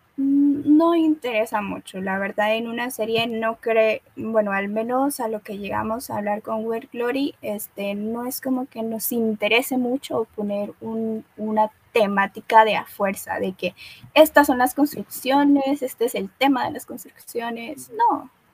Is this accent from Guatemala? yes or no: yes; Guatemala; yo soy chapina, soy guatemalteca